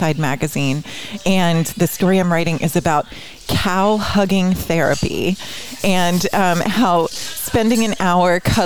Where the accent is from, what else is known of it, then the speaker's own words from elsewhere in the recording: Cincinnati, Ohio, United States; moved away as an adult; now in California, United States; I'm from Cincinnati. I'm from a city